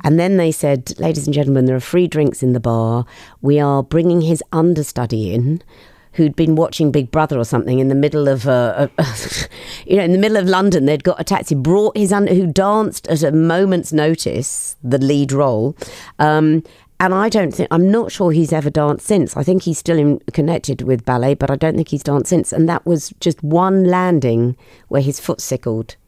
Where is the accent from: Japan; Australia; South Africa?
Australia; now in United Kingdom; I grew up in Australia